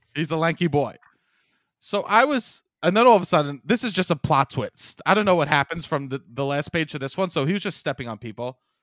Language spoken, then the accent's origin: English; New York City, New York, United States; I'm from Staten Island